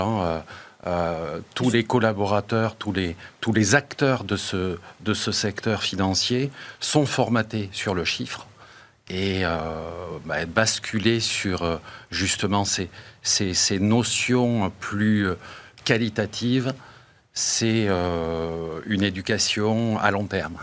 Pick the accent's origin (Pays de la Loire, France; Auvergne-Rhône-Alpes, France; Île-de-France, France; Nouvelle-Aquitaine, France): Nouvelle-Aquitaine, France; Bordeaux; chez moi à Bordeaux